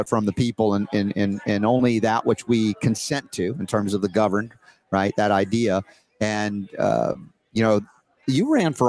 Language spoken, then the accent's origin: English; Atlanta, Georgia, United States; Mike Glenn is I remember growing up in Atlanta. He was a big in the Atlanta Hawks.